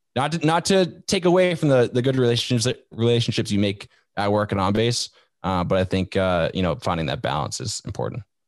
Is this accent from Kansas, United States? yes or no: no; Vermont, United States; moved away as an adult; I grew up in Vermont, like that state that nobody knows exists up in New England.